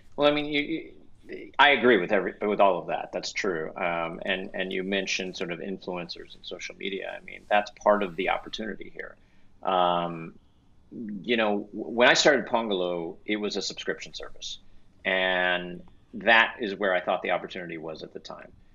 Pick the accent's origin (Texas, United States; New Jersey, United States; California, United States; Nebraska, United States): Texas, United States; now in Los Angeles, United States; I grew up in Texas